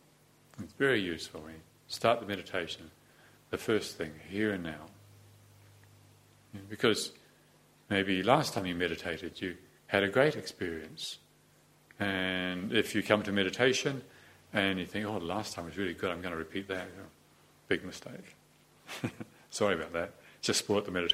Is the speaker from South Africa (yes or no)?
no; New Zealand; also born or lived in Te Awamutu, New Zealand; I was born in New Zealand in Te Awamutu in 1951, September 16th, 1951, and then I moved to live in Moronzo, and then I grew up like